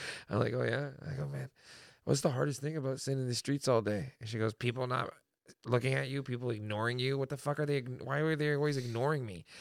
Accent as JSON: {"language": "English", "town": "Toronto", "region": "Ontario", "country": "Canada", "tie": "born or raised there", "said": "I grew up in Toronto, and I went to school at Bishop Morocco Thomas Merton Catholic Secondary School on Bloor West and Dundas West"}